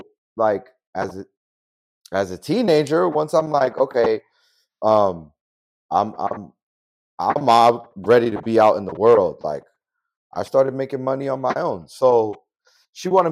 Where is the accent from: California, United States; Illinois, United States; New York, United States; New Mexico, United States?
New York, United States; New York City; also born or lived in Dominican Republic; I grew up in the Bronx, and right next to the projects